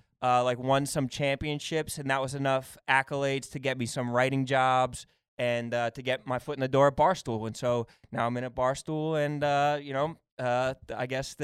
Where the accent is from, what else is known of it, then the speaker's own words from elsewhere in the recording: Pennsylvania, United States; So, Delaware County